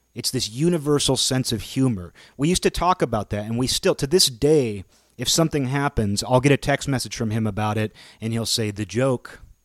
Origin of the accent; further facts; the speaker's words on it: Seattle, Washington, United States; growing up in the Seattle area.